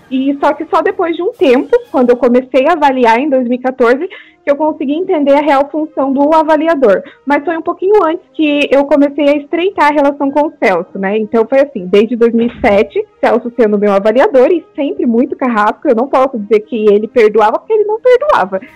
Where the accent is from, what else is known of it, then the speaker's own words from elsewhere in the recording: Paraná, Brazil; eu sou aqui do Paraná